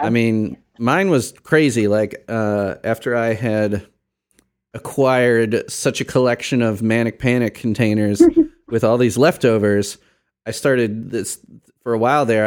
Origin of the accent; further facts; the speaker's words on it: Chicago, Illinois, United States; moved away as an adult; now in Indiana, United States; I grew up in Chicago, very multicultural city, very diverse.